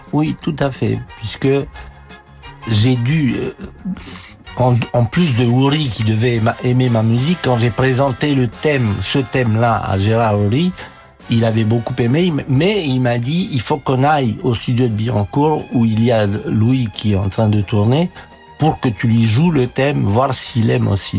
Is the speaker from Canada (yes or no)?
no; Romania; moved away as an adult; now in France; ma vie en Roumanie, était un martyr